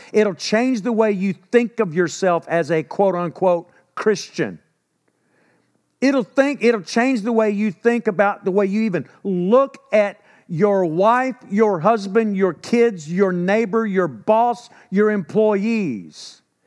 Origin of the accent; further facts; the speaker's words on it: Texas, United States; accent: Texan; I'm from Texas